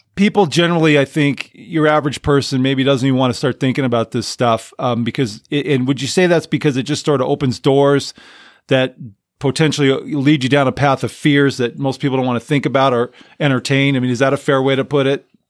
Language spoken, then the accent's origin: English; Southern California, United States; I grew up in Southern California. I lived there almost most of my life